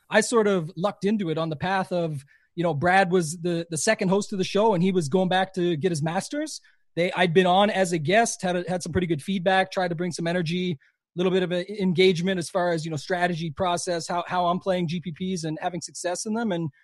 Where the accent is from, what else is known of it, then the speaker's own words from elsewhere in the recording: Canada; most people would say this that know me quite well is I'm way more American than I am Canadian.